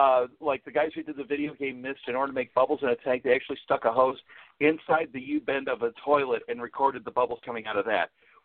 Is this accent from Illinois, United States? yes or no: yes; Chicago, Illinois, United States; I'm from the Chicago area